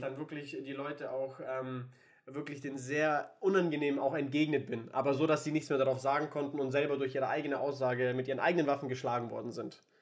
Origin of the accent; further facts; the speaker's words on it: Würzburg, Bavaria, Germany; moved away as an adult; also born or lived in Nuremberg; eine Zukunft in Würzburg aufbauen, da wo ich auch, äh, wo ich herkomme ursprünglich